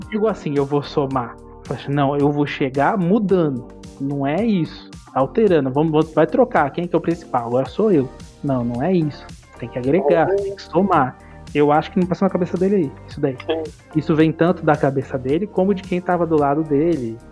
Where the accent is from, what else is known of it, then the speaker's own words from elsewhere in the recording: interior of São Paulo, Brazil; somos aqui do interior de São Paulo.